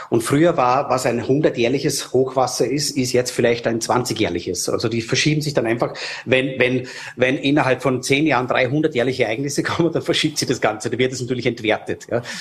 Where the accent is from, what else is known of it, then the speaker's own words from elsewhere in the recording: Frankfurt, Hesse, Germany; Früher, ich war in Vorarlberg ähm, bin ja aufgewachsen in Frankfurt, war jetzt auch zufälligerweise auf Urlaub gerade